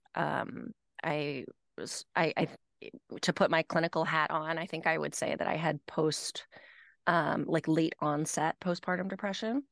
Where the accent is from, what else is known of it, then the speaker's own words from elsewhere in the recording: Nashville, Tennessee, United States; also born or lived in Manhattan; now in Westchester, United States; I grew up in Nashville, Tennessee